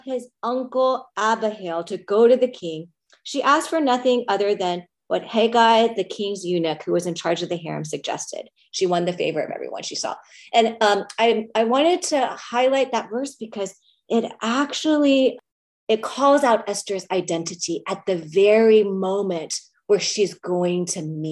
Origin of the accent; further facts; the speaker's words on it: United States; to be an Asian American woman